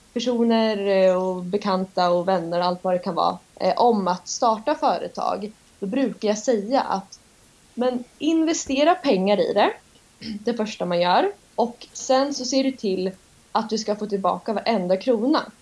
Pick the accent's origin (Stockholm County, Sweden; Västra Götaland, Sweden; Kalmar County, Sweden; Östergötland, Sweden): Östergötland, Sweden; Norrköping; accent: östgötska; Kommer från Norrköping så jag ber om ursäkt om min östgötska lyser igenom